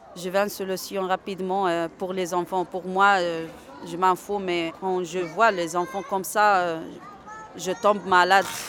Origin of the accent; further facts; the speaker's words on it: Algeria; French is a second language; also born or lived in Spain; now in Lyon, France; je suis origine de l'Algérie. J'ai arrivé de l'Espagne, euh, ça fait quatre mois